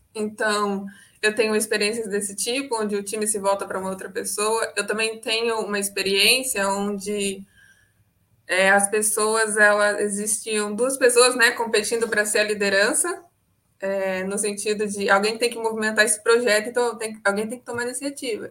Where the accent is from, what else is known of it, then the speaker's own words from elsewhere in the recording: Santos, São Paulo, Brazil; eu sou de Santos, São Paulo